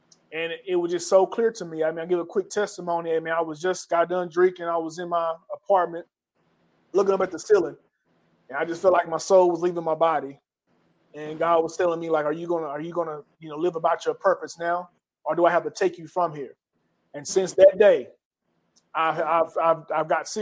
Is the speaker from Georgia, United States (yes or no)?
no; Atlanta, Texas, United States; moved away as an adult; also born or lived in Dallas, Texas; we came from East Texas, Atlanta, Texas. I know if you blink, you'll miss it. But hey, that's where we came from